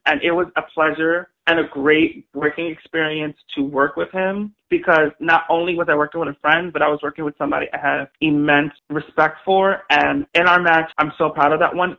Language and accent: English; New York City, New York, United States; I grew up in the South Bronx in New York City at the Claremont Project in Morrisania section of the Bronx